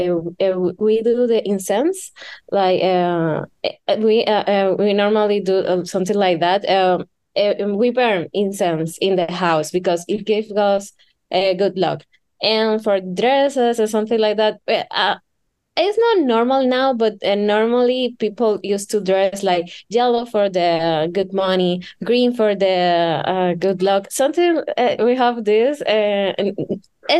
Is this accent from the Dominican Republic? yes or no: yes; Dominican Republic; I am from the Dominican Republic